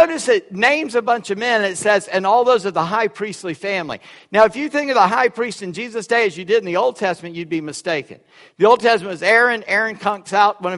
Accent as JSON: {"language": "English", "region": "South Carolina", "country": "United States", "said": "I'm from South Carolina."}